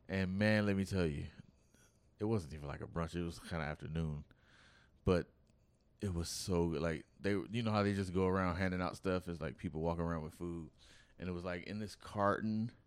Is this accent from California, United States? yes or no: yes; Oakland, California, United States; I'm from Oakland